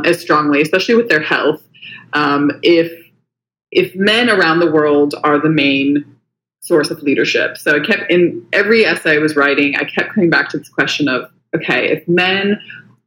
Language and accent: English; Huntington Beach, California, United States; accent: American; moved away as an adult; now in Sydney, Australia; I'm originally from California, Huntington Beach. But I came out here in 2015 to do a master's at the University of Sydney